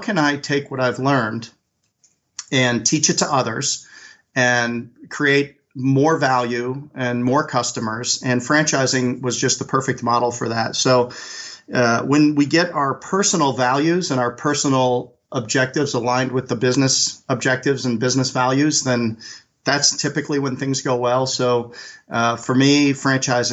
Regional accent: Chicago, Illinois, United States; moved away as an adult; also born or lived in North Carolina; I grew up in Chicago and got a football scholarship out to North Carolina

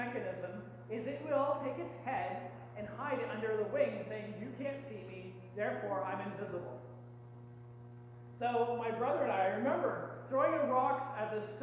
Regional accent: Canada; as good Canadian people

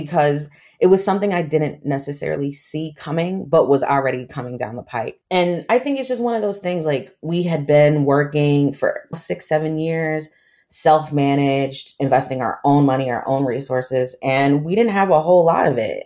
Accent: United States; also born or lived in Trinidad and Tobago; I grew up in the States. I'm American, my mom's American

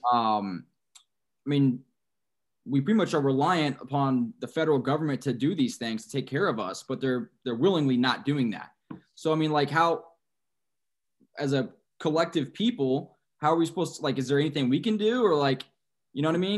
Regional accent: San Antonio, Texas, United States; I'm from San Antonio

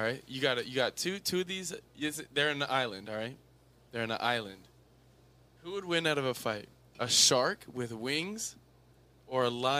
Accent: South Africa; Listen, we're from South Africa, right?

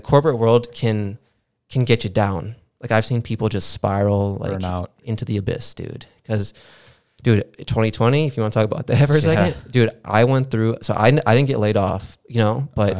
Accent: Aurora, Illinois, United States; I grew up in Aurora.

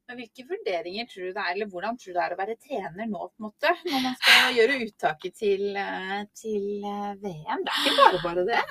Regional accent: Norway; Som nordmann

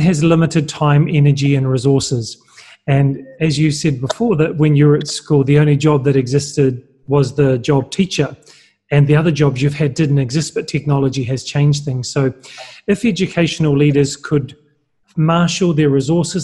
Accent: New Zealand; I'm from New Zealand

